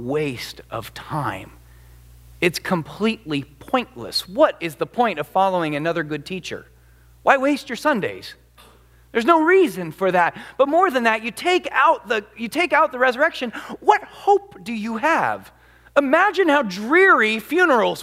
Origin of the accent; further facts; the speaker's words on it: United States; as an American